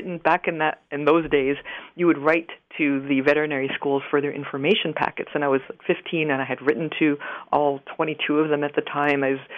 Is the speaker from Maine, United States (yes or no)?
yes; Maine, United States; also born or lived in Queens, New York; Well, I grew up for 8 years in Queens, New York, in Flushing, to be exact. My father was also a writer, and we had the opportunity when I was 8 to move to rural Maine to a beautiful old farmhouse on almost 200 acres